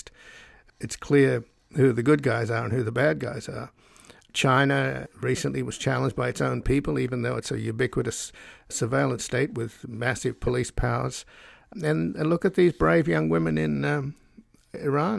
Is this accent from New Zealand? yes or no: no; Australia; now in United States; I was born in Australia, so I'm a descendant from convicts